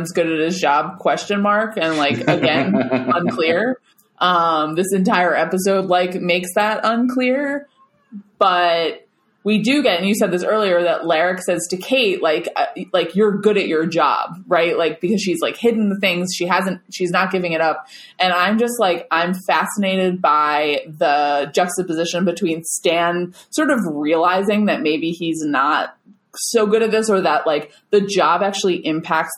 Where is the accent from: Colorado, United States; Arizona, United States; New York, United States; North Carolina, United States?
New York, United States; Long Island; we're from Long Island